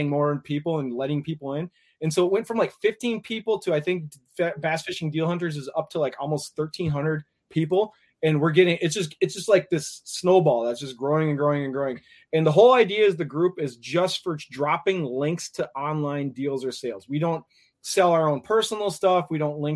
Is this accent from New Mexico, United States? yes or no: no; Minneapolis, Minnesota, United States; Rich and I are both from the Twin Cities. Rich lives in the southern section of the Twin Cities. I live in the northern section.